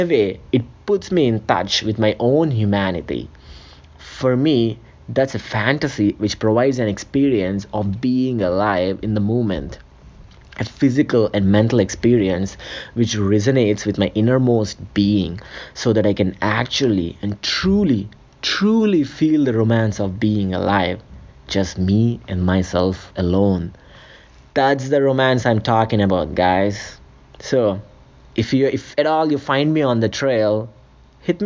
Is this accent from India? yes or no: yes; India; moved away as an adult; now in Canada; I was born and raised in a small city in India